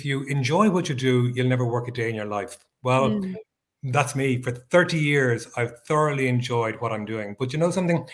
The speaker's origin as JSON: {"language": "English", "country": "Ireland", "said": "I am based in Europe, in little old Ireland"}